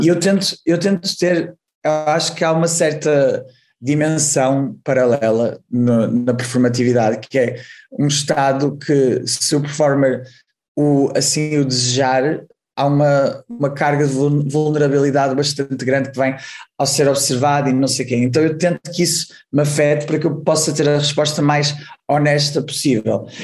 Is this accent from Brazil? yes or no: no; Porto, Norte, Portugal; moved away as an adult; also born or lived in Amsterdam, Netherlands; eu sou do Porto, uh, estudei na, no ginasiano, aqui no Porto, e depois, quando tinha 19 anos, fui para Amsterdão